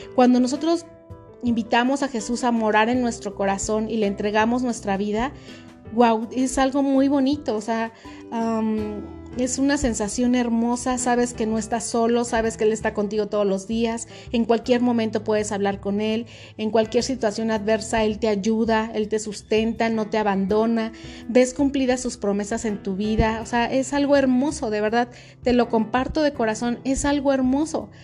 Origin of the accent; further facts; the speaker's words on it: Mexico; aquí en nuestro país